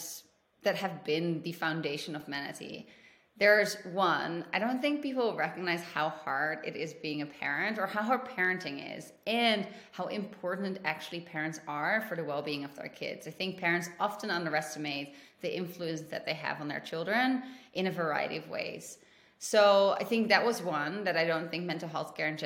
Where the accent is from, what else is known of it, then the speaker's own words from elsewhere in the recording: Netherlands; moved away as an adult; also born or lived in London / South America; now in United States; I am originally from the Netherlands and I lived in Europe pretty much my entire life